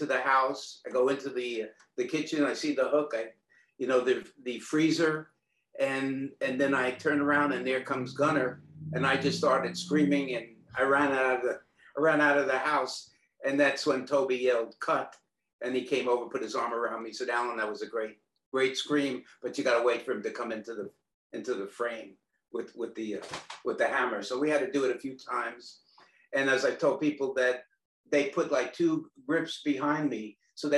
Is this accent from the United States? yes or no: yes; New York City, New York, United States; moved away as an adult; now in Austin, United States; growing up in New York